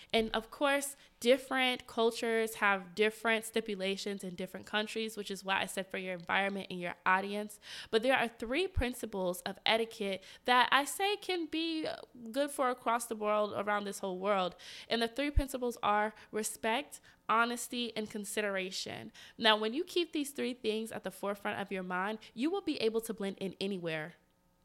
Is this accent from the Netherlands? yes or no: no; the South, United States; I'm from the South. How we behave in the South, it's maybe not like that here in DC.